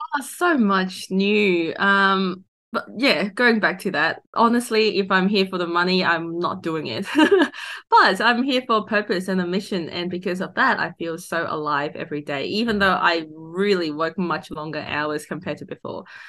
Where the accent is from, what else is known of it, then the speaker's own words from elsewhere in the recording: Hong Kong; now in Australia; I grew up in Hong Kong.